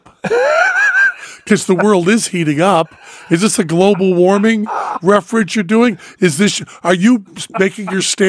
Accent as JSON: {"language": "English", "region": "Massachusetts", "country": "United States", "moved": "yes", "lives_now": "Las Vegas, United States", "said": "I'm from Massachusetts."}